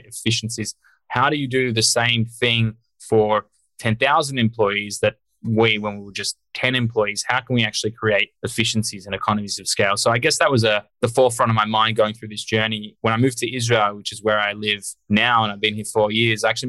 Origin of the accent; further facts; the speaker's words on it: Australia; moved away as an adult; now in United States; I'm Australian originally. I grew up over there.